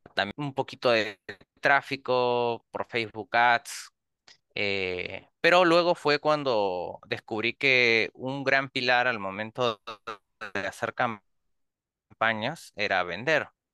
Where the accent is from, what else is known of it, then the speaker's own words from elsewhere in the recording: Peru; soy de Perú